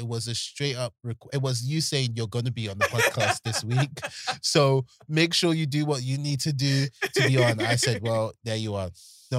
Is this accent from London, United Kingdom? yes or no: yes; London, United Kingdom; when you're born and bred in Peckham